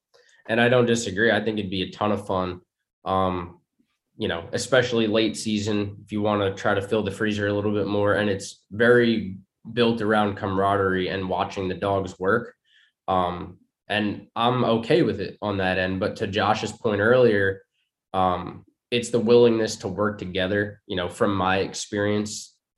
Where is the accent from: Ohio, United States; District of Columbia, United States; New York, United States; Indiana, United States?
New York, United States; Maybe it's a little bit of softness growing up in New York